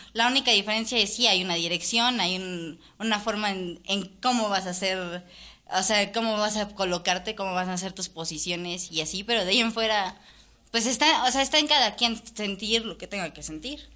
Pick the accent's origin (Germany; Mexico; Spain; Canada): Mexico; Mexico City; como mexicanos y como chilangos, que también bien soy